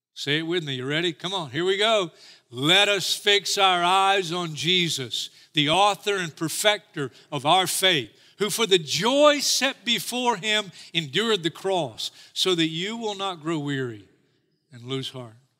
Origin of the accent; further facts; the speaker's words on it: United States; I'm as American as anybody. I will die for this country. I love my country.